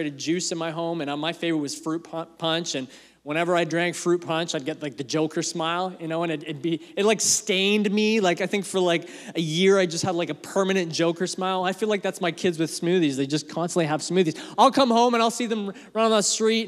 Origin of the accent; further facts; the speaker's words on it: Canada; also born or lived in England; my family, when we came to Canada, I was born in England. Family's from England. We moved here when I was 2